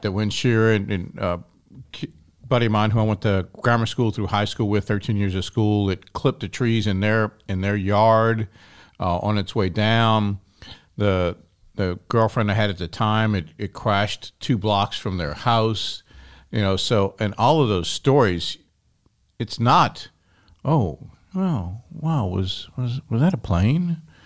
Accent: Kenner, Louisiana, United States; growing up in Kenner. That was my senior year of high school. And I grew up in Our Lady Perpetual Help Parish

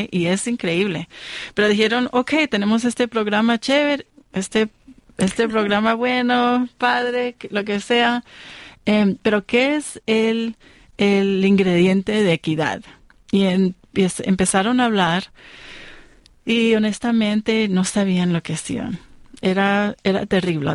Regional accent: Colombia; now in United States; es igual en mi país también, en Colombia

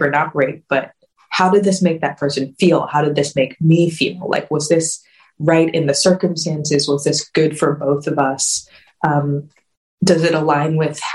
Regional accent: Richmond, Virginia, United States; I grew up in Richmond, Virginia, where we were an abstinence only curriculum

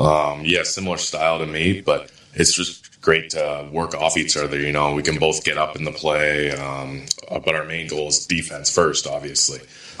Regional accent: Ontario, Canada; But obviously, I just growing up outside of Toronto, watch like every Leafs game.

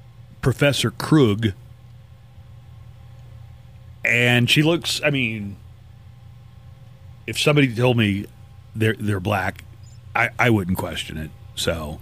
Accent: Oklahoma, United States; I'm from Oklahoma

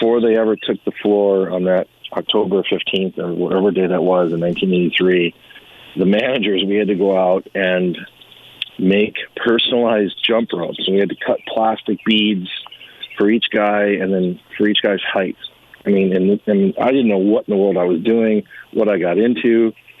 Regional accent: Rochester, New York, United States; now in Arizona, United States; my hometown newspaper, the Rochester Democrat and Chronicle in Rochester, New York

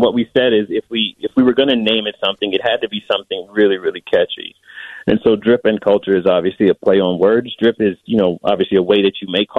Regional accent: Mississippi, United States; moved away as an adult; also born or lived in Chicago; now in Waukegan, United States; You know, I'm originally from Mississippi.

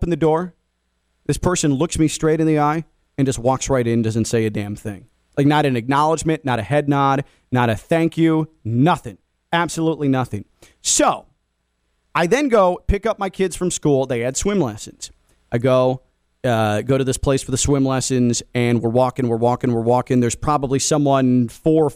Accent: Chicago, Illinois, United States; now in South Florida, United States; In the Midwest, where I grew up in the Chicago area

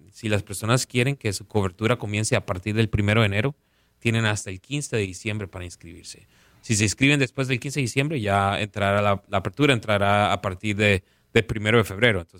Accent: Colombia; yo soy hispano, me crié en, nací me crié en Colombia, entonces yo entiendo eh, la, comunidad hispana.

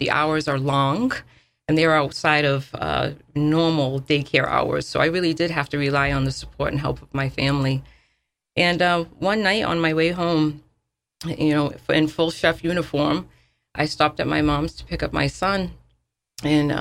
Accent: New Bedford, Massachusetts, United States; moved away as an adult; I grew up in United Front Homes

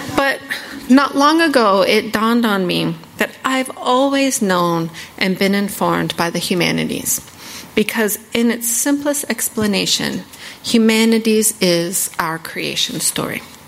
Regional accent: northeast Arizona, United States; now in Washington, D.C., United States; I'm Navajo. I grew up on the Navajo Reservation in northeast Arizona

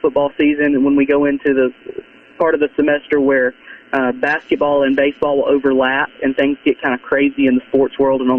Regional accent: Southaven, Mississippi, United States; also born or lived in Memphis, Tennessee; And I grew up in South Haven, Mississippi, the Memphis area.

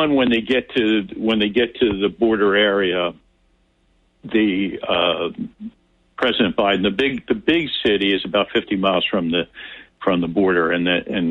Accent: United States; we're from America

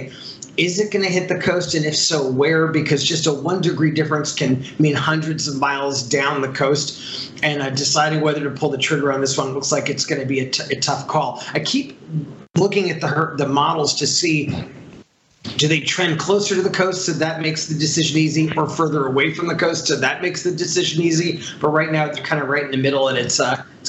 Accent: New York, United States; moved away; also born or lived in Los Angeles; I'm from up north. I grew up in New York

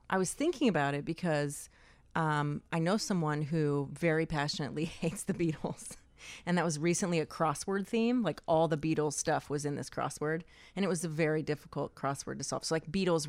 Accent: Asheville, North Carolina, United States; born there; also born or lived in Atlanta / Fort Worth; Yeah. I was born in Asheville, North Carolina.

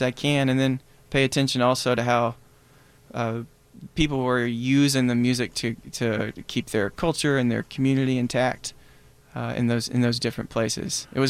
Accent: Black Mountain, North Carolina, United States; Yeah, I'm from Black Mountain. Which is pretty close to Asheville.

